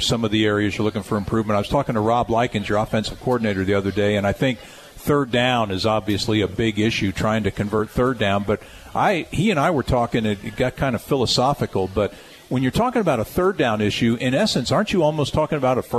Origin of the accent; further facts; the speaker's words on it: East Coast, United States; Growing up on the East Coast